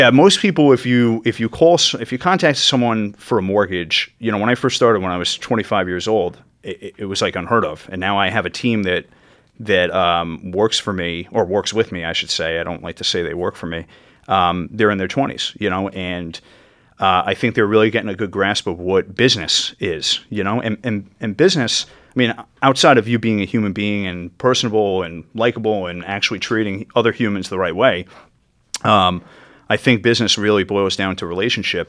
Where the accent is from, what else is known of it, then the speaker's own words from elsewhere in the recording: Yorktown Heights, New York, United States; where I grew up in Yorktown Heights in northern Westchester